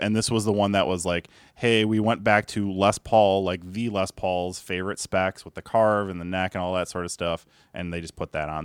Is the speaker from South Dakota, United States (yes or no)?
no; Chicago, Illinois, United States; I grew up on the South Side of Chicago